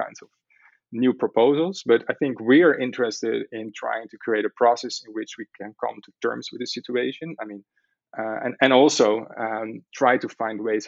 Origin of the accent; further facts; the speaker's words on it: Amsterdam, North Holland, Netherlands; me growing up in Amsterdam.